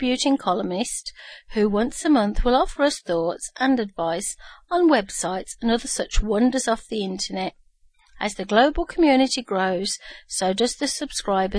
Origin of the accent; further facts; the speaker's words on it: Birmingham, West Midlands, United Kingdom; moved away; my hometown of Birmingham, UK